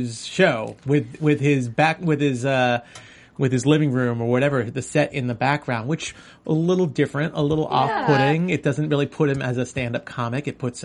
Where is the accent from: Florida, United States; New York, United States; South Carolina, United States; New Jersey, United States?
New York, United States; moved away; I'm from New York originally